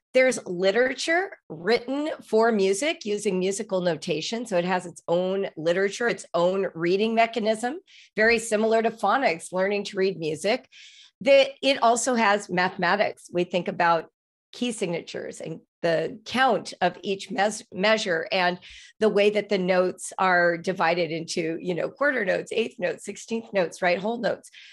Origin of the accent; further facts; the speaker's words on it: Los Angeles, California, United States; I grew up in Los Angeles